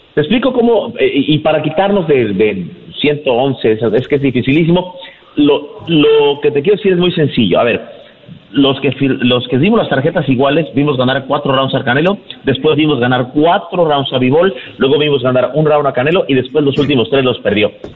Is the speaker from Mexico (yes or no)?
yes; Mexico; also born or lived in Tijuana, Baja California; parte de lo que sentimos como mexicanos